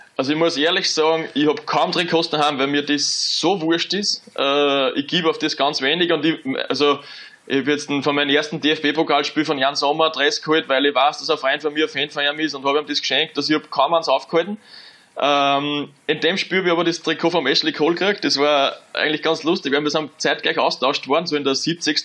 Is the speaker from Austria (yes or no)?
yes; Austria; moved away as an adult; als Österreicher